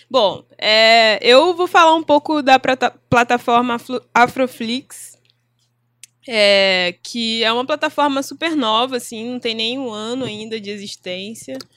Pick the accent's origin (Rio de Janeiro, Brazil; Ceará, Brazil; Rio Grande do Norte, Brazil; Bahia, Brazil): Rio de Janeiro, Brazil; Nova Iguaçu; onde eu estudei e onde eu fui nascida e criada em Nova Iguaçu